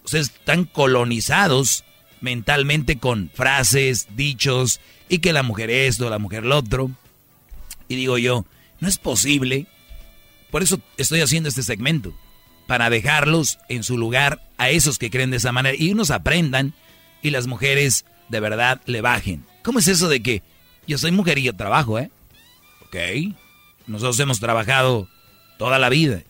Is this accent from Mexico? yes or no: yes; San Nicolás de los Garza, Nuevo León, Mexico; born or raised there